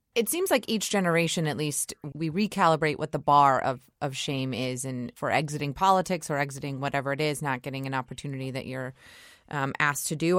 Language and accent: English; Georgia, United States; my home state of Georgia